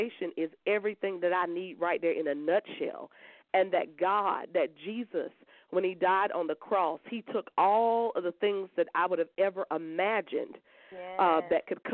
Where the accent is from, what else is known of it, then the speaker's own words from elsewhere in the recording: Columbia, South Carolina, United States; I'm from Columbia, South Carolina